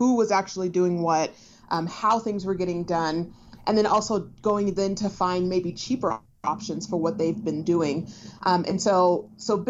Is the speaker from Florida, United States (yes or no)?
no; Denver, Colorado, United States; I am from Denver, Colorado